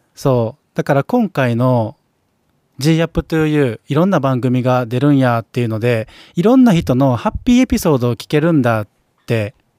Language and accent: Japanese; Kansai, Japan; 僕関西人ですけども